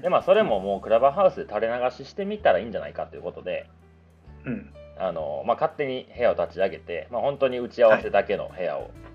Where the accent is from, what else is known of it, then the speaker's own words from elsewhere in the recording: Japan; 日本で生まれてさ